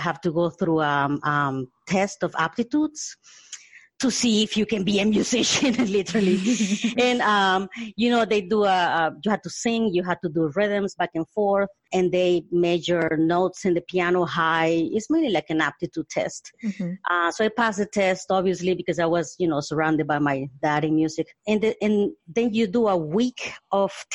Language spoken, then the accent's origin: English; Honduras; moved away; also born or lived in Mississippi / Colorado; I was born in Honduras in Central America